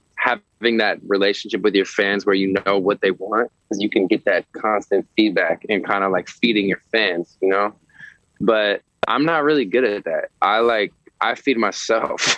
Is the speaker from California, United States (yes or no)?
yes; San Francisco, California, United States; now in Los Angeles, United States; I'm I'm from San Francisco